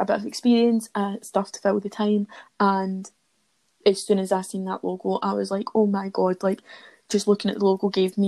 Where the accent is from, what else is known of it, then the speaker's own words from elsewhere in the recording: Kilmarnock, Scotland, United Kingdom; If you can't tell from the accents, we are from Ayrshire, we're from the lovely little town of Kilmarnock